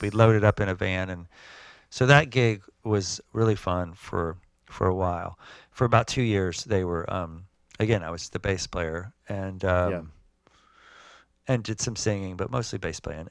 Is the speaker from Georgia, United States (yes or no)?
yes; Georgia, United States; moved away as an adult; also born or lived in Athens, Georgia / New York; I grew up in Georgia